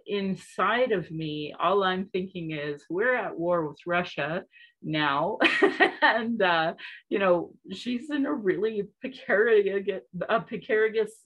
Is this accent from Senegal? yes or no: no; Sylvan Lake, Alberta, Canada; also born or lived in Calgary, Alberta / Northwest Territories; I used to be a sea cadet when I was growing up in Sylvan Lake